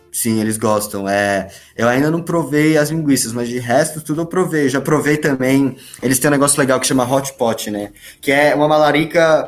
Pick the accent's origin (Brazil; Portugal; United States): Brazil; moved away; a gente, como brasileiro